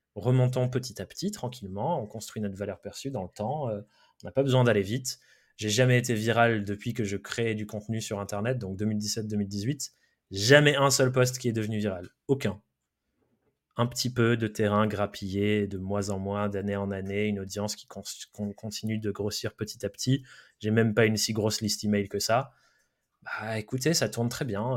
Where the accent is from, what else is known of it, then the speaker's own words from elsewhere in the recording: Dordogne, Nouvelle-Aquitaine, France; moved away; also born or lived in Brive; j'ai grandi euh, en Dordogne avec des parents un peu hippies